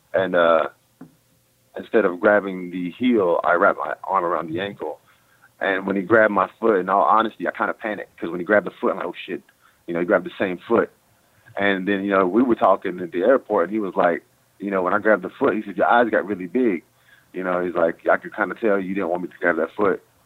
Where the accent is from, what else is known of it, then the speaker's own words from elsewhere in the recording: North Carolina, United States; now in Dallas, United States; I'm from North Carolina